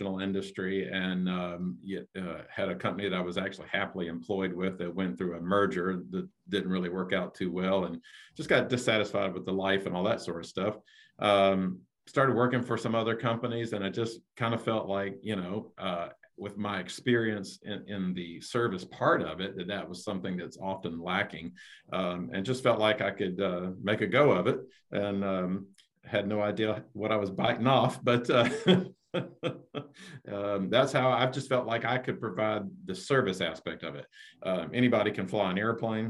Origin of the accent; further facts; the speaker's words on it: Augusta, Georgia, United States; I was born in Augusta, Georgia, and attended local